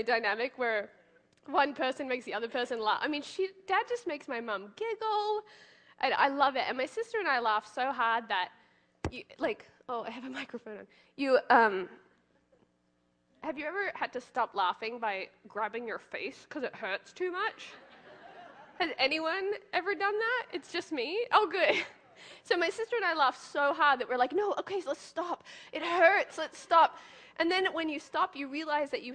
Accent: Gold Coast, Queensland, Australia; moved away as an adult; now in United States; That's my hometown, the Gold Coast

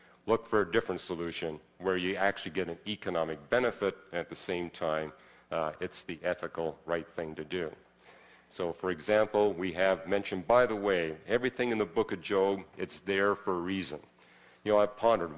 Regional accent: Vancouver, British Columbia, Canada; I grew up in Vancouver, which is even wetter

